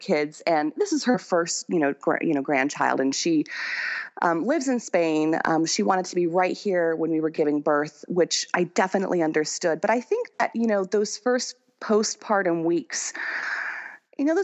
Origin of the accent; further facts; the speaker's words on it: United States; moved away as an adult; now in France; I'm more French than I am American